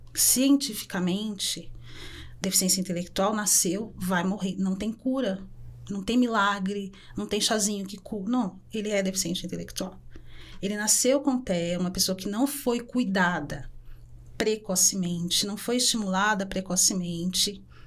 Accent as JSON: {"language": "Portuguese", "region": "São Paulo", "country": "Brazil", "tie": "born or raised there", "said": "Eu sou uma mulher preta que nasci na Vila Brasilândia, periferia"}